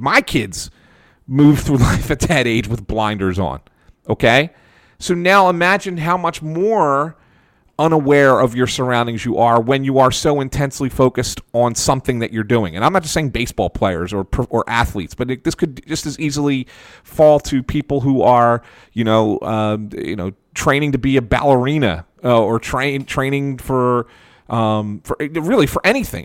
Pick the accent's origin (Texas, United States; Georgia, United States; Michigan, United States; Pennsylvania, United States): Pennsylvania, United States; Philadelphia; I grew up in West Philadelphia and in, in, a real Italian neighborhood